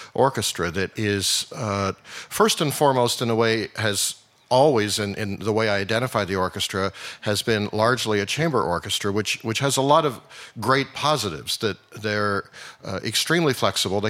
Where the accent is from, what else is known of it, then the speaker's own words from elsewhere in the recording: Vancouver, British Columbia, Canada; now in Houston, United States; I am indeed Canadian, and I'm from Vancouver.